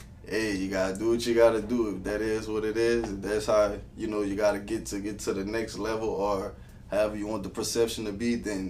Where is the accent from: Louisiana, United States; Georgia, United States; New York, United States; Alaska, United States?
Louisiana, United States; Abbeville; I'm from Abbeville, Louisiana